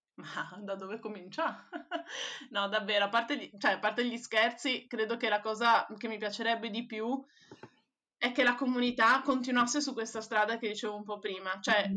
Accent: Venice, Veneto, Italy; da veneziana

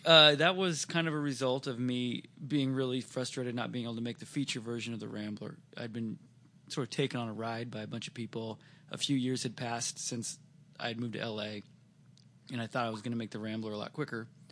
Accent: Seattle, Washington, United States; we're from Seattle

